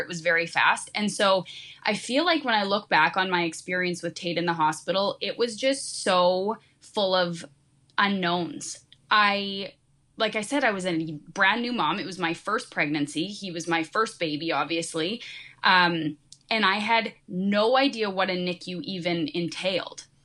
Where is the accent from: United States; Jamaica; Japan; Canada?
Canada; also born or lived in Saskatchewan; I'm actually from Canada. I'm in Saskatchewan